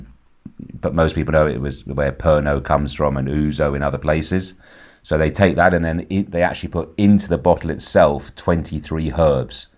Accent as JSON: {"language": "English", "area": "Ibiza", "region": "Balearic Islands", "country": "Spain", "tie": "born or raised there", "also_born_or_lived": "England", "said": "I was actually lucky enough to be born here in the seventies"}